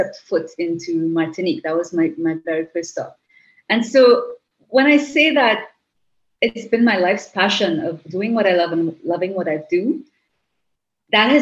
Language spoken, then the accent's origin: English; Trinidad & Tobago; first language English; At the University of the West Indies in St. Augustine, while I had not left my country